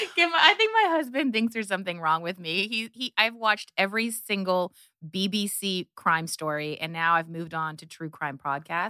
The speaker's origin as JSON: {"language": "English", "country": "Canada", "tie": "born or raised there", "also_born_or_lived": "Hungary / New York", "moved": "as an adult", "said": "I was raised in Canada. I am the child of Hungarian immigrants"}